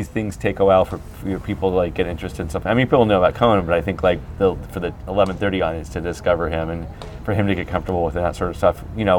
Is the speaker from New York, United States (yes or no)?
no; Atlanta, Georgia, United States; In Atlanta.